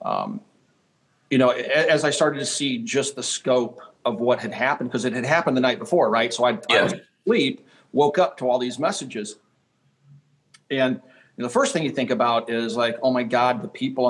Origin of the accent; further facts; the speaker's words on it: Kansas, United States; as a kid growing up in Kansas